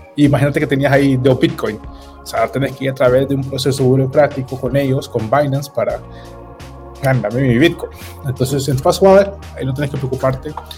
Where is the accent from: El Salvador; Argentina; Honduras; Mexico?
Honduras